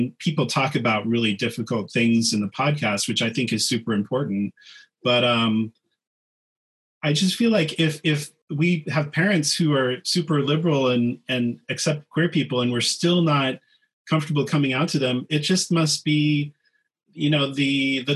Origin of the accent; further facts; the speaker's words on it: Kansas, United States; moved away as an adult; also born or lived in New York City / Los Angeles; I'm from a small town in Kansas